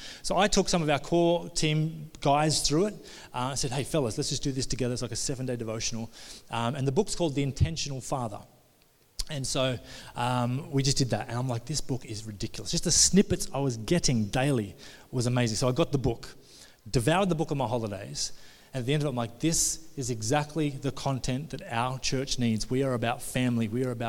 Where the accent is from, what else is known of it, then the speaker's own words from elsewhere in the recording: Australia; We come all the way from Australia, John, and he's just walking us around the streets.